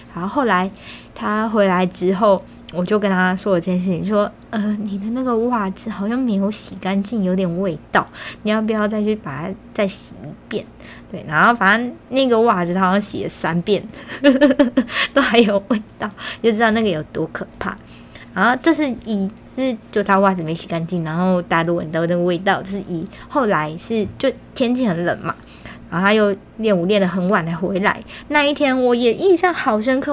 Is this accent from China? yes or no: no; Kaohsiung, Taiwan; moved away as an adult; now in Taipei, Taiwan; 这一个北漂的女孩，我从高中毕业之后来到台北大概有七年半的时间。在这之前，我一直都是在高雄生活，也是因为考上了台北的大学，就这样来到了台北